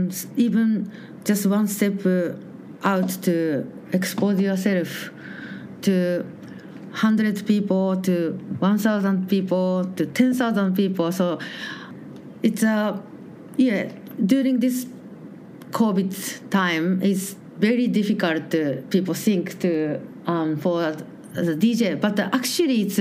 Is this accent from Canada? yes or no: no; Japan; English is a second language; moved away as an adult; now in Melbourne, Australia; I'm from Japan